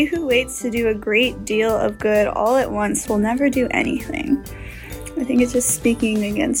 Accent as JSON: {"language": "English", "region": "Texas", "country": "United States", "moved": "yes", "said": "I'm from Texas, so it doesn't snow."}